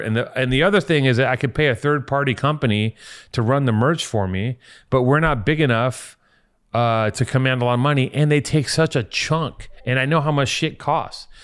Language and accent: English; Los Angeles, California, United States; I'm from here.